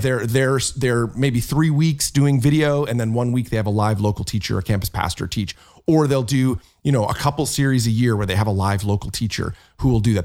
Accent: Canada; I'm Canadian

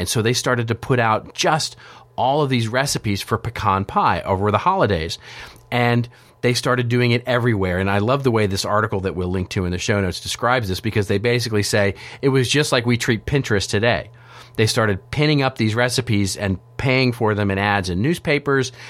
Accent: Texas, United States; I grew up in Texas

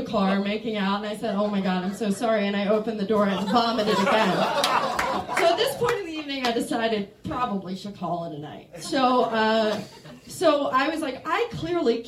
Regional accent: Maryland, United States; moved away as an adult; now in Chicago, United States; I'm from Maryland, and I moved to Chicago like 7 years ago, 6 years ago

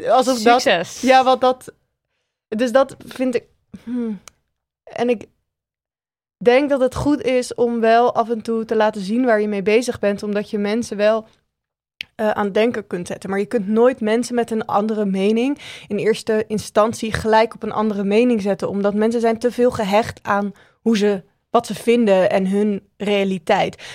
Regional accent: Randstad, Netherlands; En dat ik vind wat ik vind, omdat ik uit de Randstad kom

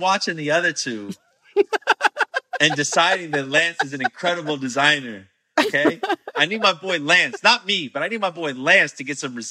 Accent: Altamonte Springs, Florida, United States; also born or lived in Orlando; It was in Altamont Springs, Florida, where I grew up

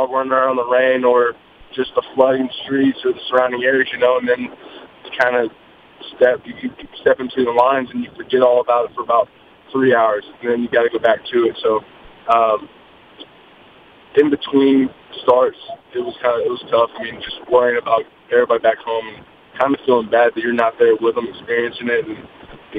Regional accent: Katy, Texas, United States; the community that I grew up in, I claim as like my hometown out in Katy

